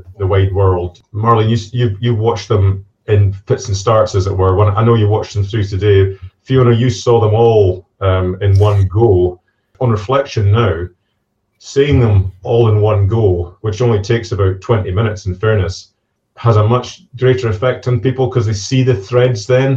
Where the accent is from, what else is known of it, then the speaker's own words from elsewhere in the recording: Inverness, Scotland, United Kingdom; moved away; I'm from Inverness myself originally